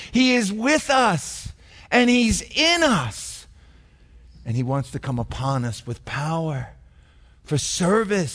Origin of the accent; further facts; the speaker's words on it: Yonkers, New York, United States; I grew up in Yonkers